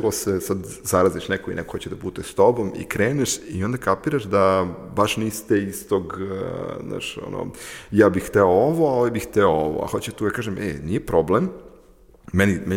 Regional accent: Serbia; now in Ukraine; ja živim u Ukrajini, ja radim, radim u Ukrajini, ja iz Srbije sam srpski pasoš

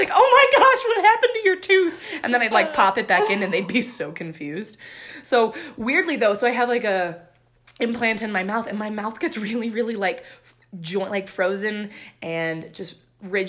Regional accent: Littleton, Colorado, United States; I grew up in Littleton. So we still live here in Littleton

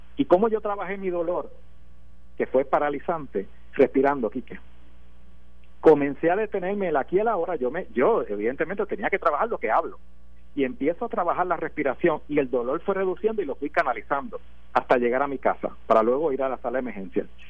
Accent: Puerto Rico; como puertorriqueño nosotros tenemos un problema aquí

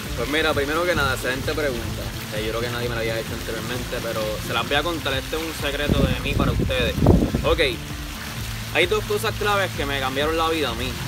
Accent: Caguas, Puerto Rico; soy del pueblo de Cagua.

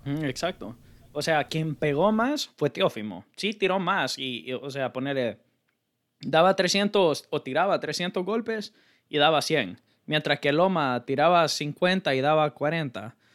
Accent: Honduras; also born or lived in Buenos Aires; somos de Honduras

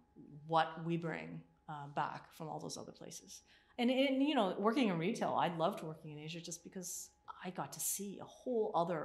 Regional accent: Scarborough, Ontario, Canada; When I grew up, I was born and raised in Scarborough. So I'm also from this area. And so I grew up in this area, but then, you know, my parents wanted to move out of this area.

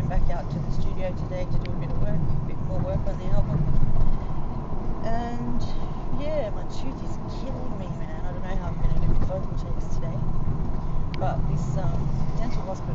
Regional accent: Sydney, New South Wales, Australia; Sydney, Australia

